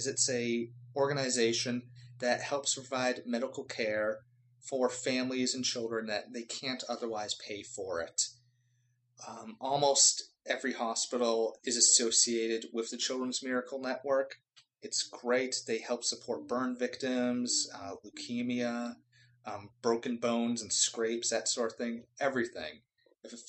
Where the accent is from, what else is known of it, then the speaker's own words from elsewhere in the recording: Boston, Massachusetts, United States; I was born and raised in Boston. That's my hometown